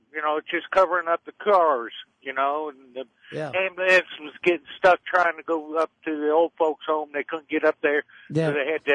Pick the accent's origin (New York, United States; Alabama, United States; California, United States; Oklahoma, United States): Oklahoma, United States; Tulsa; now in Texas, United States; My hometown, Tulsa, Oklahoma